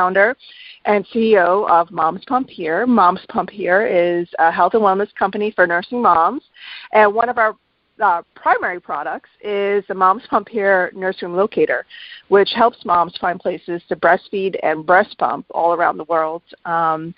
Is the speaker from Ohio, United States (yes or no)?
no; New York, United States; also born or lived in Miami, Florida; I'm a New Yorker